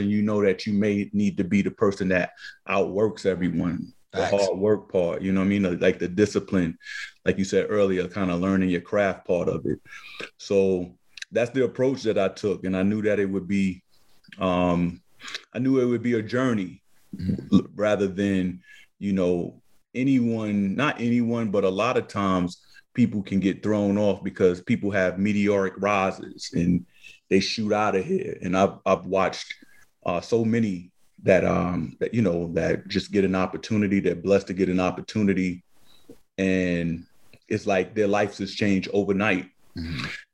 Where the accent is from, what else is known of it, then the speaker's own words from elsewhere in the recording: New York City, New York, United States; we two little knuckleheads growing up in Harlem